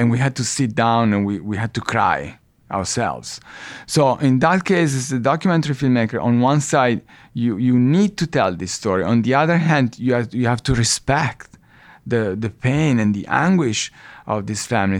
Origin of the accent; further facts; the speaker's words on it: Italy; moved away as an adult; now in New York, United States; we are Italians. We were born and raised in Italy, but we've been living in the, in New